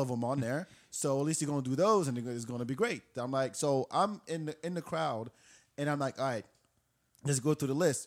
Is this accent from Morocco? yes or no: yes; Morocco; English is a second language; now in Austin, United States; I'm from Morocco